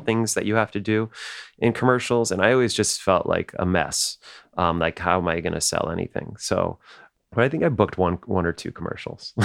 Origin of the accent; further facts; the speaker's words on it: New Jersey, United States; we didn't really have that these Brooklyn accents, 'cause we grew up in New Jersey